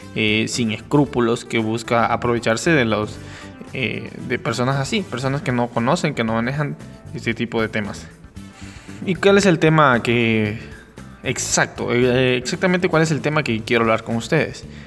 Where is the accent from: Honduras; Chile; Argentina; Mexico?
Honduras; como hondureño